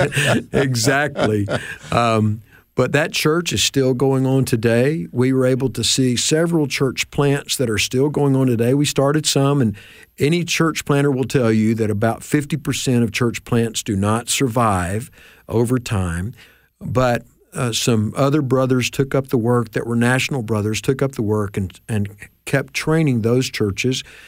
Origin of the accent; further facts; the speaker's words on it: Memphis, Tennessee, United States; I grew up in Memphis.